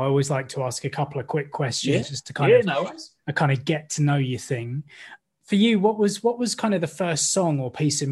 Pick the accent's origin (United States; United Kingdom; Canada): United Kingdom; Maidstone Medway area of Kent, South East England; accent: estuary; we're from the Maidstone Medway area of Kent, we both get a bit estuary with our accents